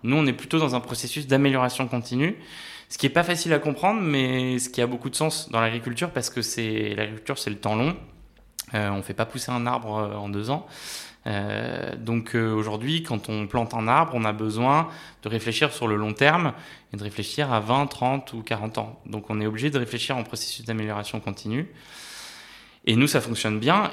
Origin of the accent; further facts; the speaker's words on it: France; also born or lived in Paris / Normandy; Moi j'ai grandi entre Paris et la Normandie